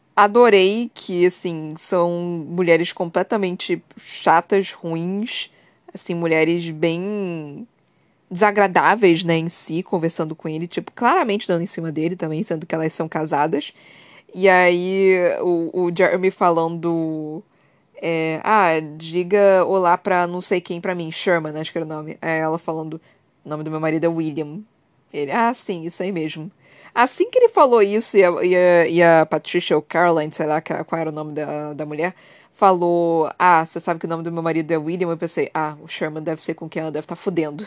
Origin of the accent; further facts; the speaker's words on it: Brazil; Eu também sou do Brasil